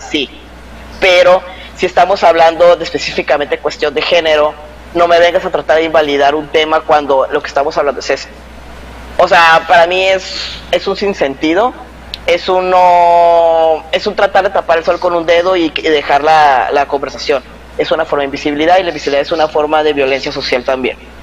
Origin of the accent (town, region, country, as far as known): Mexico